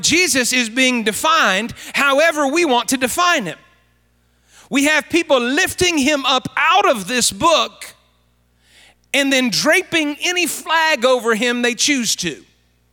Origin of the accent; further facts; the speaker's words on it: Fairmont, West Virginia, United States; moved away; Patty and I are from this area, Fairmont area, and of course I grew up everywhere around Marion County, so this feels like home to us